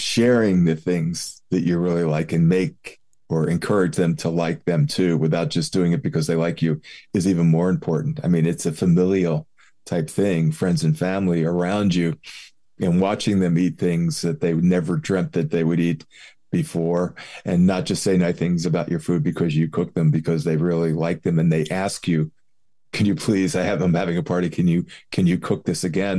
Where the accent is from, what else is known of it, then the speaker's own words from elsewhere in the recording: Philadelphia, Pennsylvania, United States; I grew up in Philly